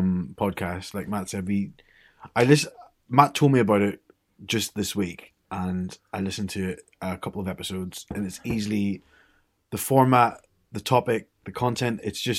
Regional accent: Ireland; accent: Irish; because I'm from Ireland originally, so people think I sound English when I go home. But I still sound Irish here

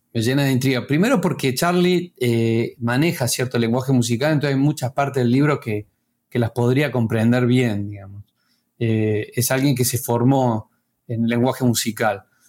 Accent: Córdoba, Argentina; moved away as an adult; now in La Plata, Argentina; yo soy cordobés, pero me, mudé acá a La Plata para, estudiar acá en la Facultad de Artes

